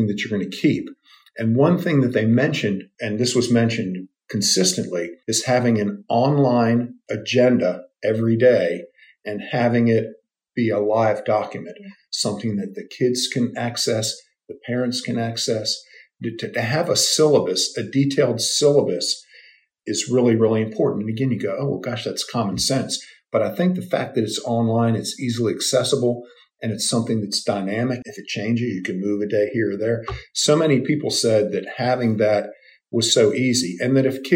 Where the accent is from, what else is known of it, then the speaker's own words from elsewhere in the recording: D.C., Maryland, United States; moved away as an adult; also born or lived in Wilmington, North Carolina; In Maryland, Washington, D.C., okay. Right outside of D.C.